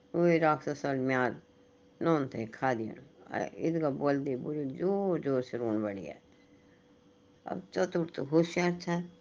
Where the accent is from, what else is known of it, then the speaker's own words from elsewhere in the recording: Pahari, Uttarakhand, India; हम तो पहाड़ी लोग